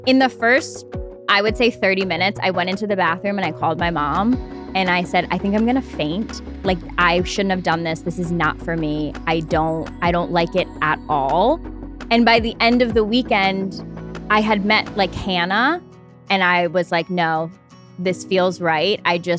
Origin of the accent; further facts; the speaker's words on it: Albany, New York, United States; I grew up in upstate New York in Albany.